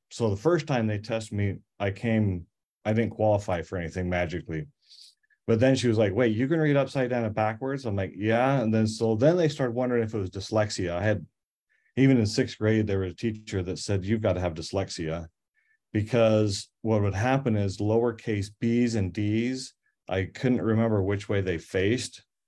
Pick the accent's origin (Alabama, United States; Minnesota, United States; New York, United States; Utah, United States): Utah, United States; Cache Valley; I grew up in Cache Valley